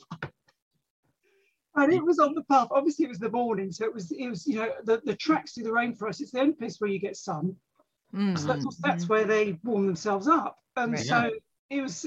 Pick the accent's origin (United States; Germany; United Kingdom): United Kingdom; London; now in Sussex, United Kingdom; I was brought up in London, but spent the summers in the countryside.